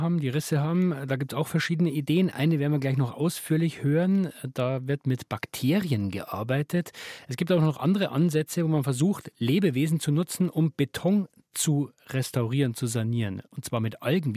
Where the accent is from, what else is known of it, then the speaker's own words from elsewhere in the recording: Regensburg, Bavaria, Germany; aus meiner Heimatstadt, ist die Regensburger Universität